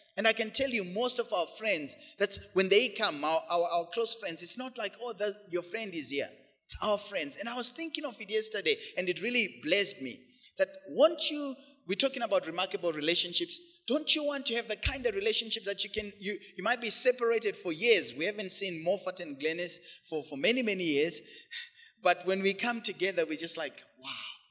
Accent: Zimbabwe; moved away; back home, back in the hood, where we grew up in Zim

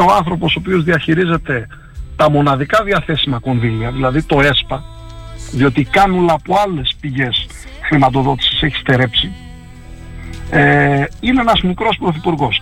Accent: Xanthi, Eastern Macedonia and Thrace, Greece; also born or lived in Kavala; Είμαι ένας άνθρωπος γέννημα ξαντιώτη Εδώ γεννήθηκα, οκ, στην Καβάλα γεννήθηκα και ήρθα τριών ημερών, εδώ μεγάλωσα, εδώ πήγα σχολείο

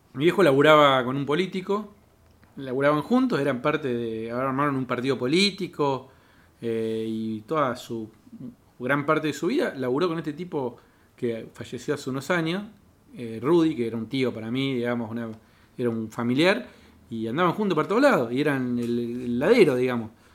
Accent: Cipolletti, Río Negro, Argentina; now in Buenos Aires, Argentina; yo soy de Chipolete, de Río Negro

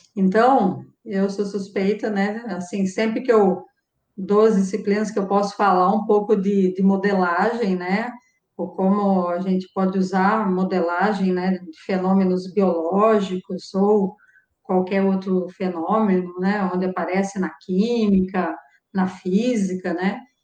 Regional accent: Araras, São Paulo, Brazil; moved away as an adult; also born or lived in Campinas; now in Rio Claro, Brazil; Em Araras, eu, eu sou de Araras, eu andava, fazia tudo a pé. Então, eu ia para a escola a pé

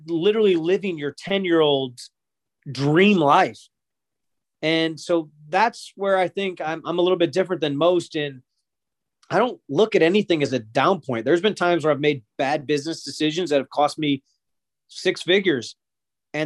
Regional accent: St. Louis, Missouri, United States; I grew up in St. Louis.

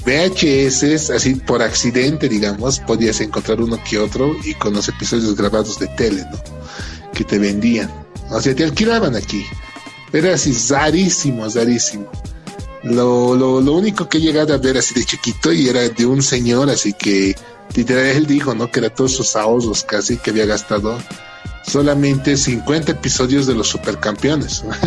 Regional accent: Bolivia; Bolivia, nuestro país

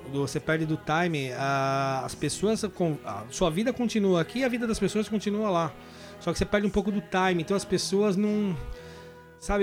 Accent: São Paulo, Brazil; moved away as an adult; also born or lived in Guarulhos / London; now in Liverpool, United Kingdom; eu morei minha vida inteira em São Paulo, mas morei meus últimos anos, eu morei em Guarulhos.

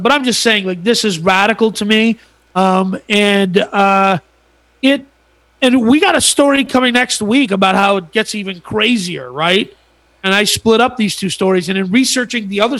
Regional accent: United States; I'm an American

